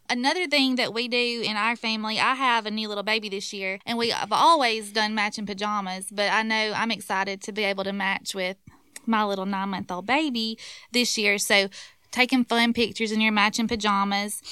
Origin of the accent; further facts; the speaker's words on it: Ripley, Mississippi, United States; I'm from Ripley, so at Ripley, before the parade starts, we light the town